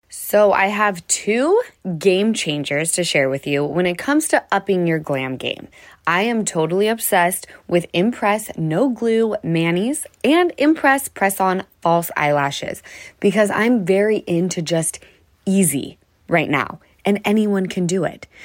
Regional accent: Utah, United States; now in Los Angeles, United States; We grew up in Utah together

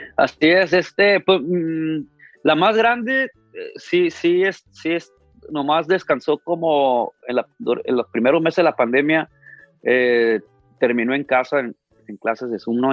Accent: Ciudad Obregón, Sonora, Mexico; now in Los Angeles, United States; yo nací aquí en Los Ángeles, pero desde muy chiquito, desde como 3, 4 años me llevaron a México, y prácticamente crecí en Ciudad Obregón, Sonora toda mi vida

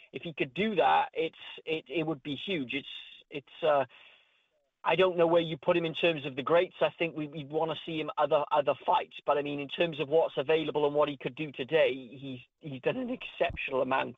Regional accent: Wales, United Kingdom; my home country, Wales

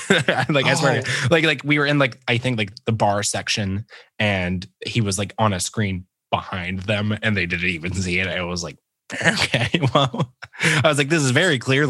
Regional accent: Phenix City, Alabama, United States; And I grew up in the South. I grew up in a place called Phenix City. And it's like right on the border of Alabama and Georgia.

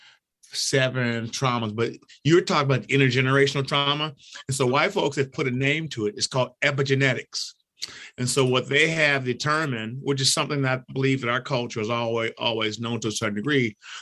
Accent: Seattle, Washington, United States; also born or lived in Detroit, Michigan; I was born in Detroit, 1954. Me and my six other siblings moved to Seattle, Washington, the year before the big race riots in Detroit.

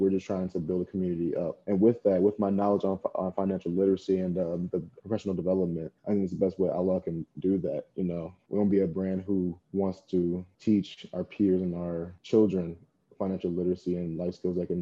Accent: Plainfield, Illinois, United States; I'm from Plainfield, Illinois, and I came to ISU in 2017

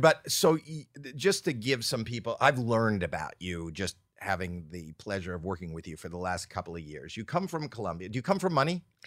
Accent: Canada; I'm Canadian

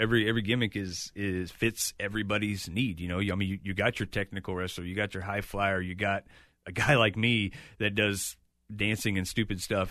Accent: Chillicothe, Missouri, United States; it's my hometown.

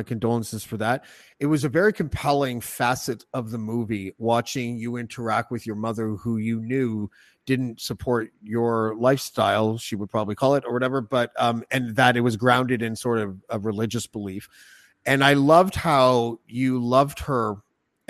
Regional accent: Canada; I'm from Canada

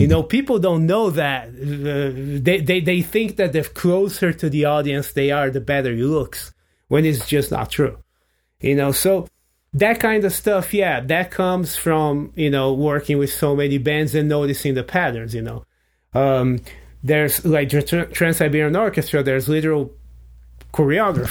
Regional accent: Brazil; English is a second language; moved away as an adult; now in United States; I'm in high school in Brazil

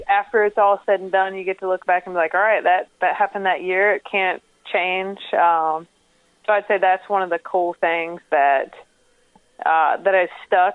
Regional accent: Fort Mill, South Carolina, United States; I'm from the Carolinas

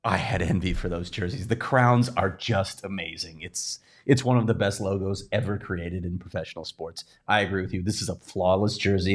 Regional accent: Chicago, Illinois, United States; I'm from Chicago

